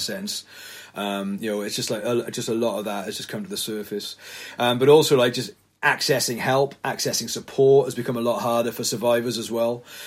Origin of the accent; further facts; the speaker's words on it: the Valleys, Wales, United Kingdom; moved away as an adult; now in Cardiff, United Kingdom; I was a pastor up in the valleys in my hometown from about 2007